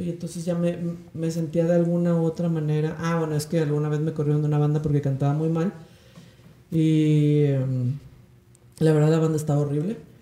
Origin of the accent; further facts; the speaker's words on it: Guadalajara, Jalisco, Mexico; moved away as an adult; also born or lived in Querétaro / London; now in Mexico City, Mexico; soy de Guadalajara